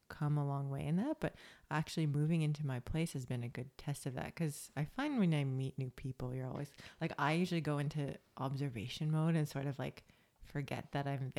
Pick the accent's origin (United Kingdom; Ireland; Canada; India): Canada; moved away as an adult; now in Australia; that's my like Canadian pessimistic side